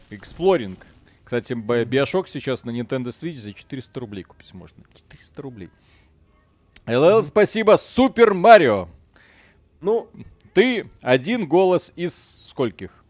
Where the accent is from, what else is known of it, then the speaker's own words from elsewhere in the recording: Belarus; Мы хоть и белорусы